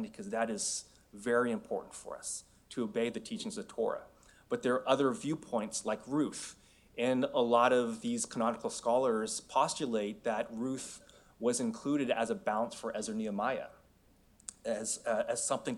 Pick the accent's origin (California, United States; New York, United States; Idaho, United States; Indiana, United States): California, United States; San Francisco; moved away as an adult; also born or lived in Los Angeles / Seoul, Korea; now in Oregon, United States; I was born and raised in San Francisco